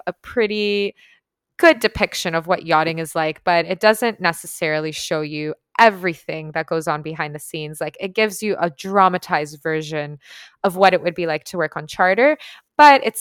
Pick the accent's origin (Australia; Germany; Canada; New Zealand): Canada; Toronto, Ontario; moved away as an adult; now in Tulum, Mexico; growing up in Toronto.